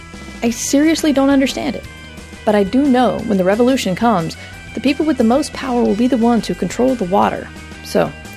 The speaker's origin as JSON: {"language": "English", "region": "North Carolina", "country": "United States", "said": "I come from North Carolina, which is a very green state, and I mean in the terms of trees, not political party."}